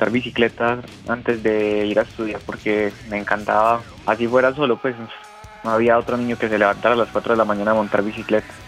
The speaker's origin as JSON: {"language": "Spanish", "town": "Medellín", "region": "Antioquia", "country": "Colombia", "said": "Eh, no, yo soy de Medellín."}